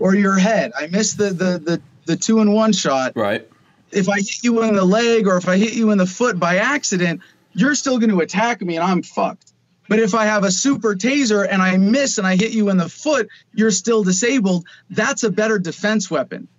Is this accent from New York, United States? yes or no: no; Arizona, United States; in my home state of Arizona